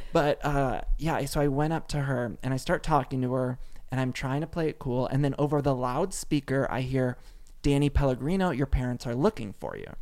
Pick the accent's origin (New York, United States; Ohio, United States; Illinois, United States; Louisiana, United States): Ohio, United States; moved away as an adult; also born or lived in Chicago; now in Los Angeles, United States; I grew up in Ohio